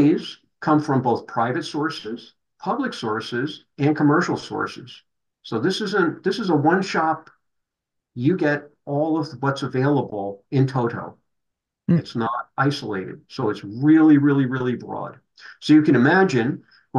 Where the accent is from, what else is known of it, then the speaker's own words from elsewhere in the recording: New Jersey, United States; now in Corvallis, United States; being a New Jersey boy